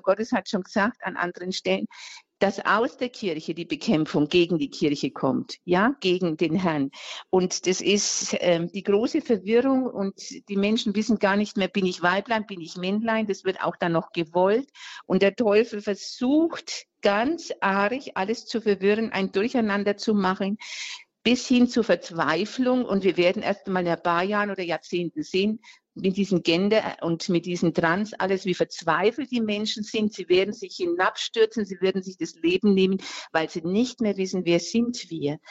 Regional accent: Franconia, Diocese of Würzburg, Bavaria, Germany; ich bin jetzt äh, aus Franken, aus äh, ähm, äh, Diözese Würzburg

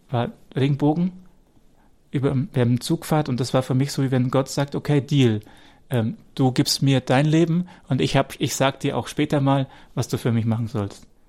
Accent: Wemding, Bavaria, Germany; Wemdings übrigens mein Geburtsort, wo Rainer jetzt gerade wohnt, da bin ich geboren

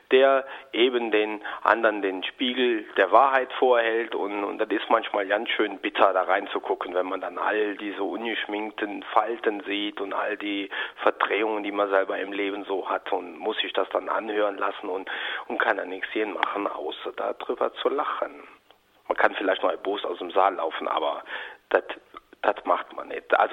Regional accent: Rhineland, Germany; Aber es war eigentlich äh, im Rheinland, da aus der Ecke, wo ich herkomme, schon so, dass man die Obrigkeit dadurch in Kakao ziehen wollte

